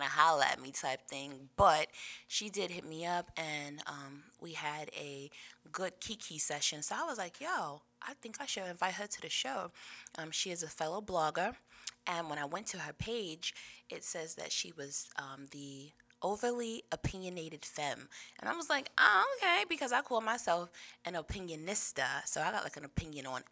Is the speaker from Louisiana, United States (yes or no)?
no; Rochester, New York, United States; also born or lived in Washington Heights, New York City; now in Atlanta, United States; I moved here from Washington Heights, but I was born in Rochester, so that's upstate